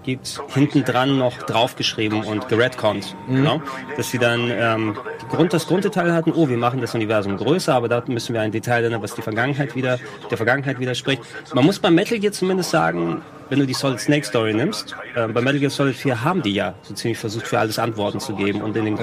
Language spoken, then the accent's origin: German; near Thessaloniki, Central Macedonia, Greece; now in Germany; in der Nähe von Thessaloniki, wo ich herkomme